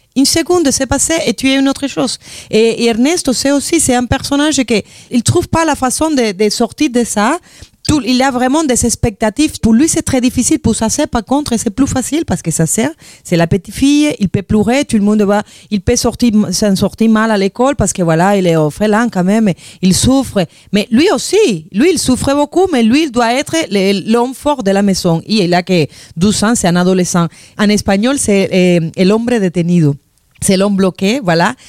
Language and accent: French; Havana, Cuba; French is a second language; moved away; je suis de la Havane, j'ai grandi là.